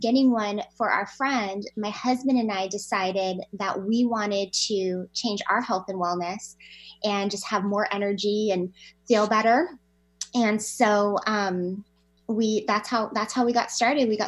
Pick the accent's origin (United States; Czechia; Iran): United States; Hawaii; moved away as an adult; now in Washington, United States; I grew up in Hawaii